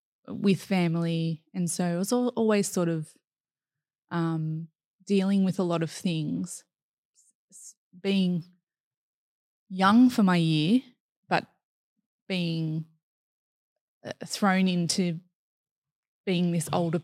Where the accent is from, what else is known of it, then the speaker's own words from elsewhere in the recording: Grays Point, New South Wales, Australia; I really enjoyed growing up in Grays Point.